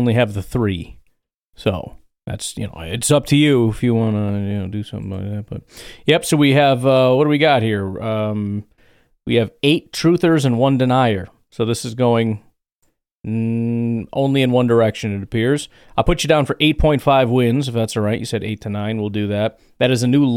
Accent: Chicago, Illinois, United States; I grew up in Illinois, so Chicago

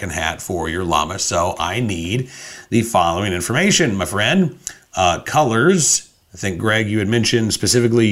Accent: Oklahoma, United States; now in Virginia, United States; growing up in Oklahoma

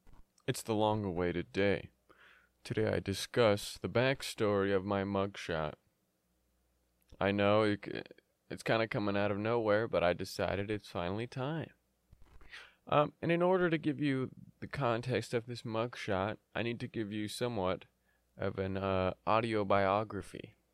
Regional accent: Yemen; born there; Many of you know, many of you don't know, but I was born in Yemen.

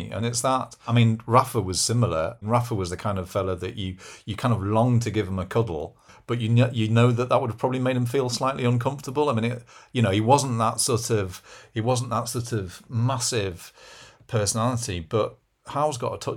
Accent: Brussels, Belgium; born there; I'm not a Geordie. Accent. I was born in Brussels.

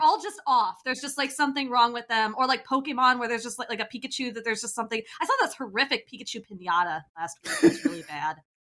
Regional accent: Kansas, United States; now in Bay Area, United States; I'm from Kansas

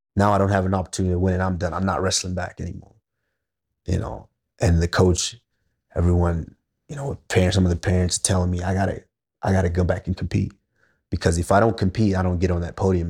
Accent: Texas, United States; also born or lived in Nigeria; I'm a little boy from Nigeria, and then growing up in Texas

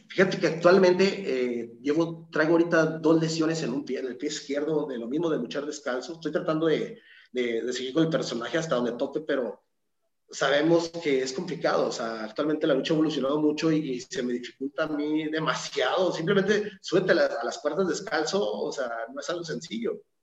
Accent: Torreón, Coahuila, Mexico; yo soy originario de Torreón, Coahuila

